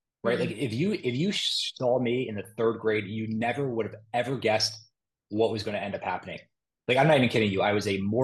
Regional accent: Moorestown, New Jersey, United States; I'm from Morristown

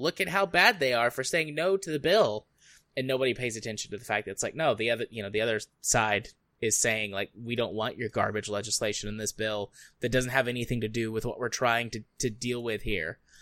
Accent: United States; I'm from the United States

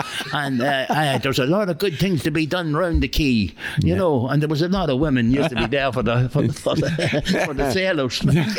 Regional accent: Dundalk, County Louth, Ireland; Born down the quay, Paddy.

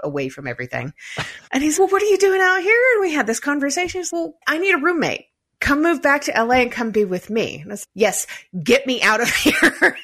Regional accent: United States; also born or lived in United Kingdom; now in Denver, United States; I'm an American

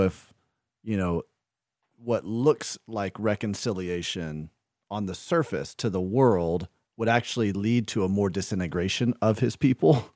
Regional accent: the South, United States; now in Midwest, United States; I grew up in the South

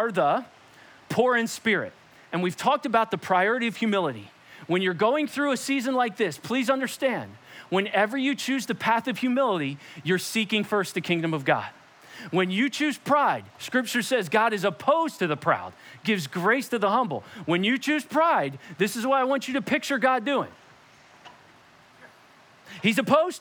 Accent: Perkasie, Pennsylvania, United States; I came home from Perkasie Elementary at the time, which is now Guth Elementary

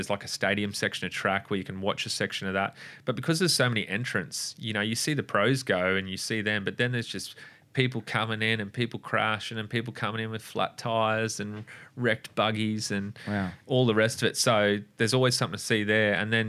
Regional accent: Australia; And I was actually ashamed of myself as an Australian.

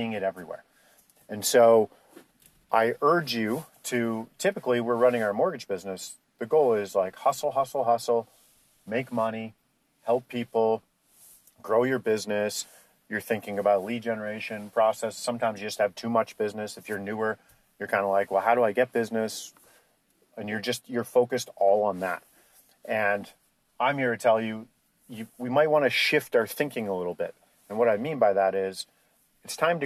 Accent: Canada; we're Canadian

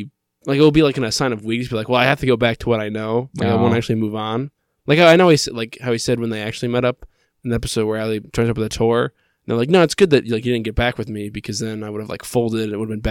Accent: Kentucky, United States; I'm from Kentucky. I know shit.

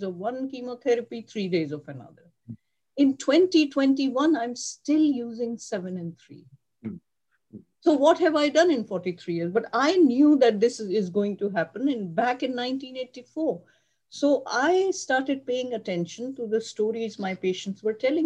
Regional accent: Pakistan; moved away as an adult; also born or lived in Karachi; now in United States; I grew up in Pakistan, and I graduated from med school in Karachi.

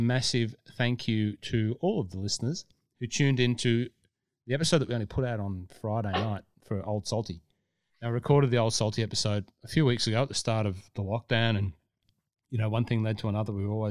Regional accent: Scotland, United Kingdom; now in Australia; as a Scottish person in Australia, the Scottish accent always stood out

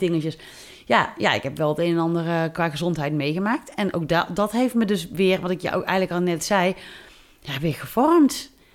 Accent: near Tilburg, North Brabant, Netherlands; also born or lived in Amsterdam; ik kom uit de buurt van Tilburg

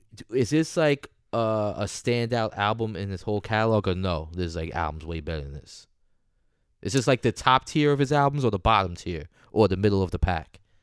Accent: New York, United States

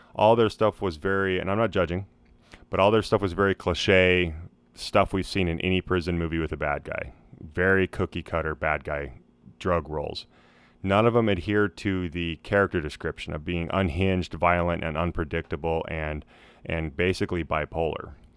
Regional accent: Idaho, United States; moved away; my home state of Idaho

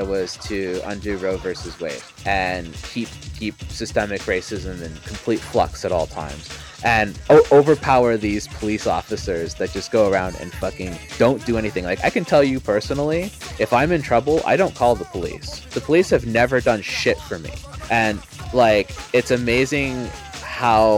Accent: Canada; now in United States; As a Canadian

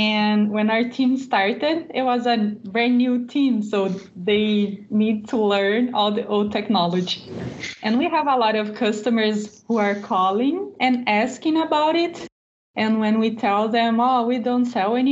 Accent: Brazil; English is a second language; I am from Brazil. And here in Brazil, we are a small team

